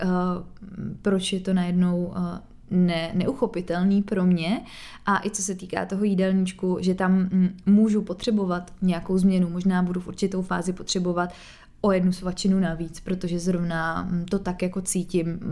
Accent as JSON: {"language": "Czech", "country": "Czechia", "said": "u nás v Čechách"}